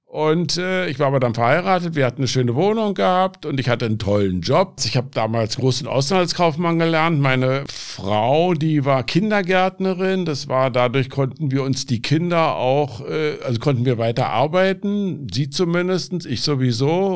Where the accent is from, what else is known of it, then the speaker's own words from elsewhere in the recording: Berlin, Germany; now in Aachen, Germany; Ja, also ich bin in Berlin groß geworden. Ich bin mit elf Jahren nach Berlin gekommen